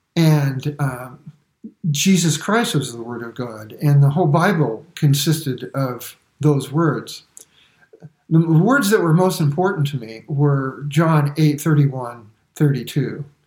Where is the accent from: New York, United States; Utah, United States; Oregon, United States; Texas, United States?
New York, United States; New York City; I was born in Brooklyn and I never saw the inside of a church or a synagogue for that matter until I was in my 20s.